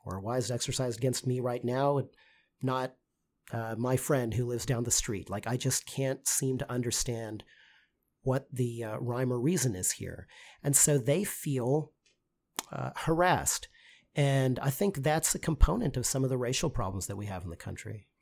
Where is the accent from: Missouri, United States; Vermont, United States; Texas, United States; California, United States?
Texas, United States; I'm a lawyer from Texas